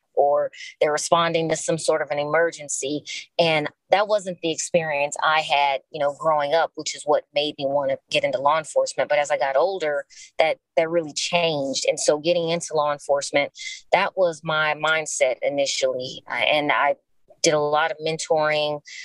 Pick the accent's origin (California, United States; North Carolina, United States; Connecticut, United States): California, United States; Los Angeles; I am born and raised in Los Angeles, California, still here